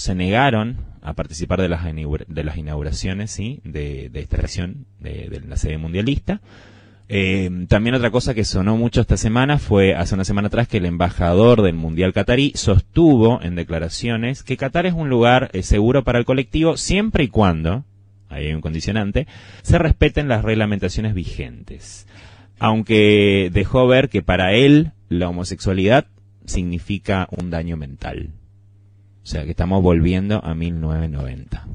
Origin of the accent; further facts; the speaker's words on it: Argentina; Como buen argentino que soy